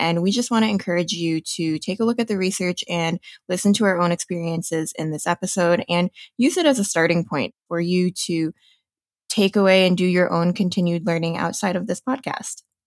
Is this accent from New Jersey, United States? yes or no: yes; New Jersey, United States; now in Denver, United States; I am proud to be a second generation Taiwanese American born and raised in New Jersey